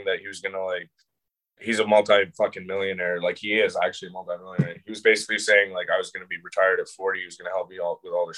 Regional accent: Calgary, Alberta, Canada; I grew up in Calgary

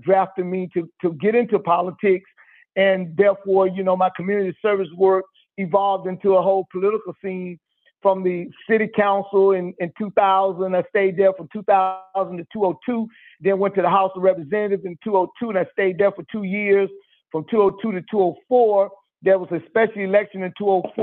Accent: Greensboro, Alabama, United States; I'm from Greensboro, Alabama, which is in rural southwest Alabama. I was born and raised here

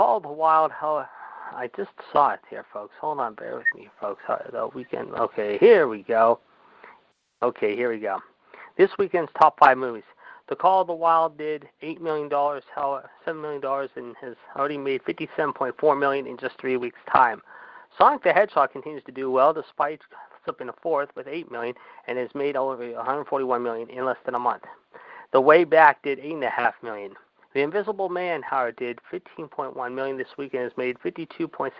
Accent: Pittsburgh, Pennsylvania, United States; my hometown of Pittsburgh

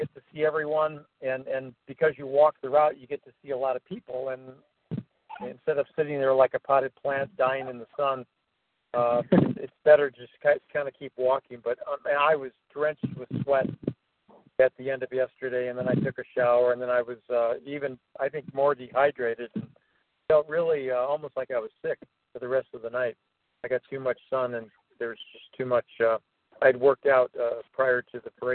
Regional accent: Evanston, Illinois, United States; here in my hometown of Evanston

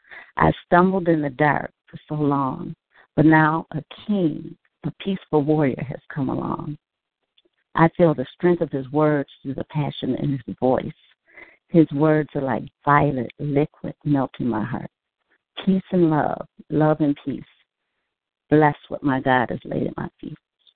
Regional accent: Chicago, Illinois, United States; I'm from Chicago, Illinois.

